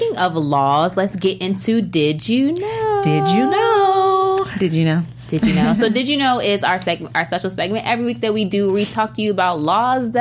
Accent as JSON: {"language": "English", "country": "United States", "said": "I'm American"}